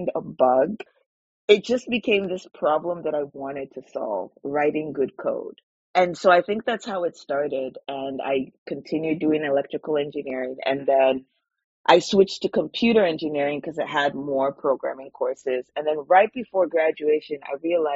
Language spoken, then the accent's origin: English; Nigeria; now in Vancouver, Canada; Growing up in Nigeria